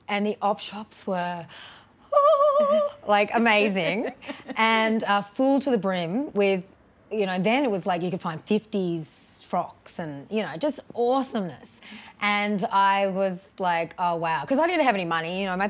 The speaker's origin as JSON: {"language": "English", "town": "Brisbane", "region": "Queensland", "country": "Australia", "tie": "born or raised there", "also_born_or_lived": "Canberra / Sydney / Lismore", "said": "and I grew up in Canberra and Sydney and Lismore. And then my family moved to Brisbane when I was about 13."}